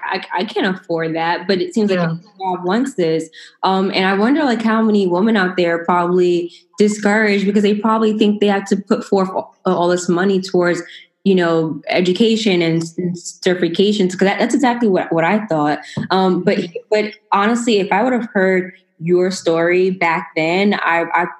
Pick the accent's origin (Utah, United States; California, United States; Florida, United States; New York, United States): New York, United States; I'm from New York